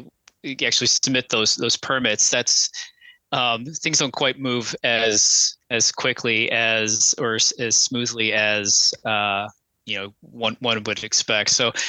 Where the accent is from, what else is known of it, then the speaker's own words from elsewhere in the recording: West Virginia, United States; born there; I was born in West Virginia, so I've always felt a kind of a connection to that state.